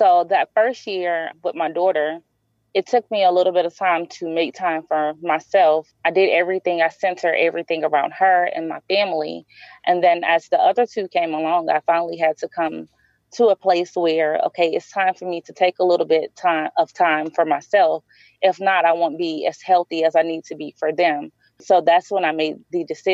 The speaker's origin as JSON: {"language": "English", "town": "New Orleans", "region": "Louisiana", "country": "United States", "tie": "born or raised there", "said": "my hometown"}